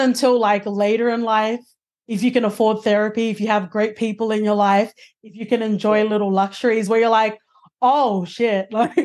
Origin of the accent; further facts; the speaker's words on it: Sydney, New South Wales, Australia; I'm from Western Sydney